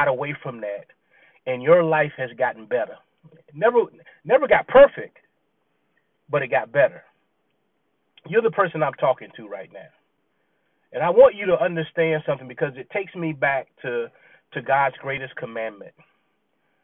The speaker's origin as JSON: {"language": "English", "region": "Virginia", "country": "United States", "tie": "born or raised there", "also_born_or_lived": "Clemson, South Carolina", "said": "when we moved from South Carolina to Virginia and we were living on the naval base"}